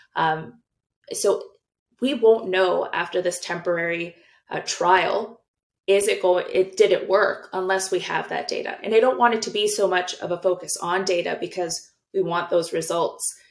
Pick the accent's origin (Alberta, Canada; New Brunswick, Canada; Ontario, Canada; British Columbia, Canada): British Columbia, Canada; as British Columbians